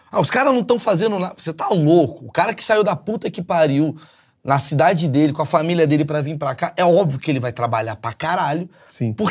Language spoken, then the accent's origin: Portuguese; Rio de Janeiro, Brazil; now in São Paulo, Brazil; então você não tem a visão que eu tenho. Ah, sim. Eu sou carioca.